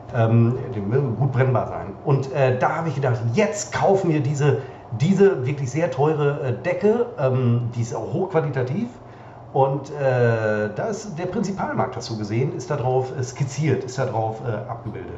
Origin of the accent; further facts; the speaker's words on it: Münster, North Rhine-Westphalia, Germany; moved away; als wir vor ähm, vier, vier Jahren, Wahnsinn, zurück nach Münster, wirklich ja, zurück nach Münster kamen